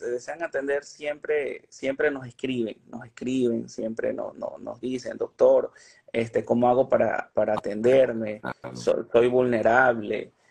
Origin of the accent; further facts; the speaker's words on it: Caracas, Capital District, Venezuela; No, yo soy de Caracas.